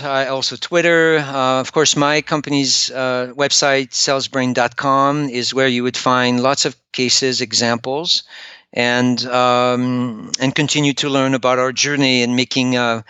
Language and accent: English; France; English is a second language; I'm French.